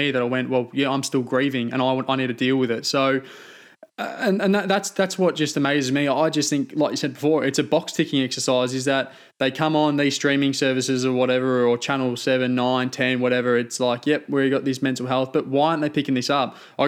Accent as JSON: {"language": "English", "country": "Australia", "said": "as blokes and as an Australian culture, that's what we"}